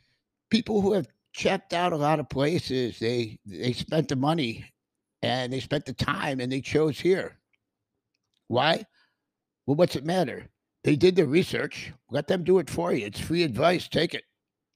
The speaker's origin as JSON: {"language": "English", "region": "Western New York", "country": "United States", "moved": "as an adult", "said": "I'm from Western New York, and we have a fantastic sense of community there, too."}